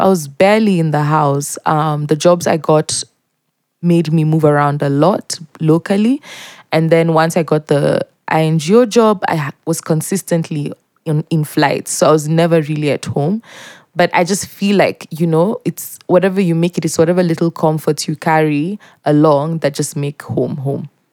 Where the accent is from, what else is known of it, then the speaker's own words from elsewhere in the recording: Mombasa, Mombasa County, Kenya; moved away as an adult; also born or lived in Eldoret; now in Nairobi, Kenya; I grew up in Mombasa, um, in multiple neighborhoods